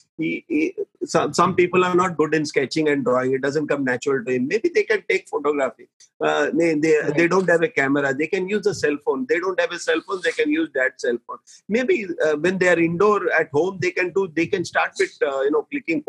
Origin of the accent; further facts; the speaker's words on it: Mumbai, Maharashtra, India; I'm born and brought up in Bombay.